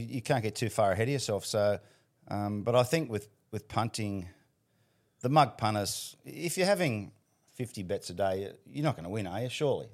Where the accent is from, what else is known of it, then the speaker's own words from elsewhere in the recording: Sydney, New South Wales, Australia; We, we grew up in Panaini, which is about ten minutes from Bankstown Trots